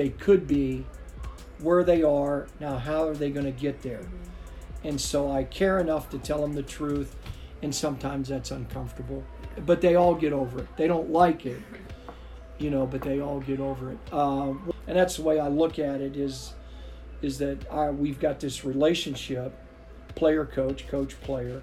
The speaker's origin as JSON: {"language": "English", "region": "Ohio", "country": "United States", "moved": "yes", "said": "I'm from Ohio, so my whole background is more of a teaching the game"}